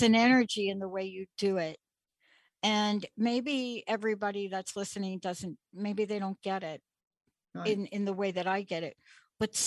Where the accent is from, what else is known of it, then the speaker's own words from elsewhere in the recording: New York City, New York, United States; I'm from the Bronx